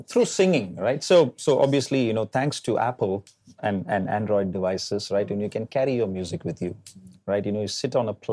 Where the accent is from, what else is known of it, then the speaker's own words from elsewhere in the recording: Delhi, India; moved away as an adult; now in Singapore; growing up in Delhi